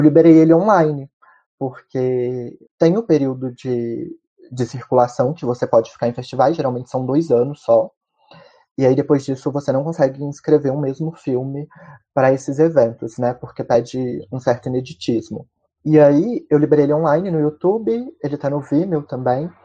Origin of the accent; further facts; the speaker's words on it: Ouro Preto, Minas Gerais, Brazil; eu sou mineiro de Ouro Preto